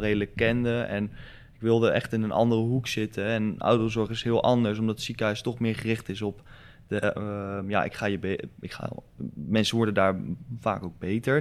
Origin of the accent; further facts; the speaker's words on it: Rotterdam, South Holland, Netherlands; omdat ik uit Rotterdam kom... Ja, ik zit nog op voetbal en ik heb nog een hoop vrienden hier